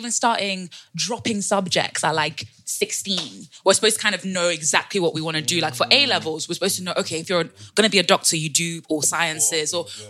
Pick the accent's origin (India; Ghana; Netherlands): Ghana; Winneba, Central Region; In the central region, the land of the fisherwoman and the fishermen. Yes, sir. Yeah. It's near Cape Coast. I don't know if you've been.